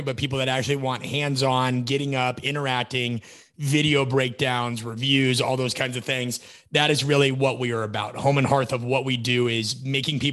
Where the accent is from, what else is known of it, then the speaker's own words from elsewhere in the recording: Nebraska, United States; I grew up in the Midwest, so we climbed trees